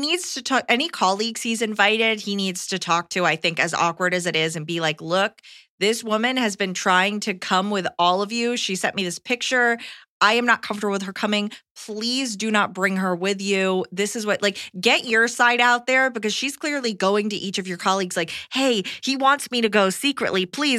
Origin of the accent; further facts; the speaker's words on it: United Kingdom; now in Japan; I'm British, but have lived in Japan the last 14 plus years, and I'm fully settled here.